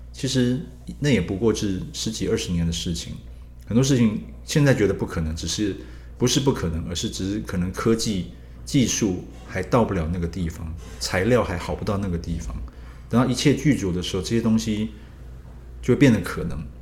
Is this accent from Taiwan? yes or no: yes; Taiwan; 我们台湾人